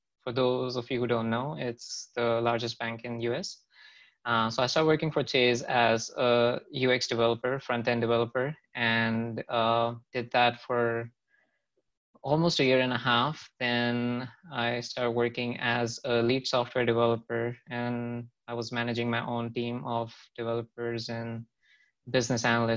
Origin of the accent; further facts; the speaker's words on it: Jaipur, Rajasthan, India; moved away as an adult; also born or lived in Manipal, Karnataka; now in United States; I am originally from Jaipur, Rajasthan.